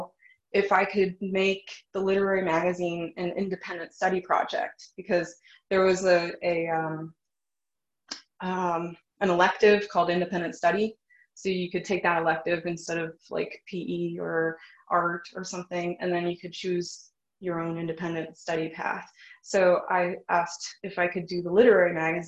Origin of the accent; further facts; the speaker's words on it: Phoenix, Arizona, United States; moved away; growing up in Phoenix, Arizona